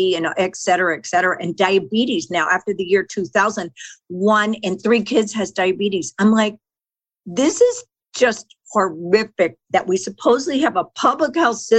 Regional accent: Texas, United States; I grew up in Texas, and my mother was a fanatic about our food

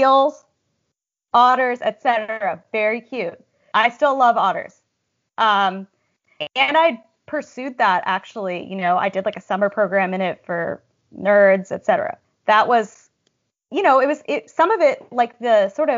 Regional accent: Berkeley, California, United States; moved away as an adult; now in New York, United States; I grew up in the San Francisco Bay Area, in Berkeley

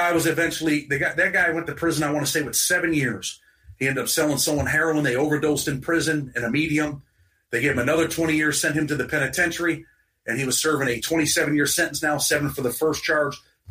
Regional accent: New York, United States; I'm from New York

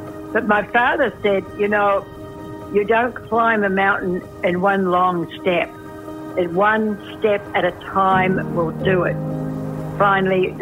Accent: New Zealand; also born or lived in Washington State, United States; now in Washington, United States; I come from New Zealand, but I'm also an American citizen living in Washington State

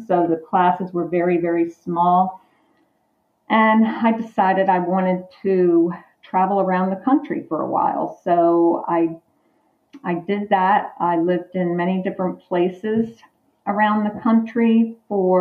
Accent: Perry Hall, Maryland, United States; also born or lived in Parkville, Maryland; I grew up in the Perry Hall, Maryland, Parkville, Maryland area.

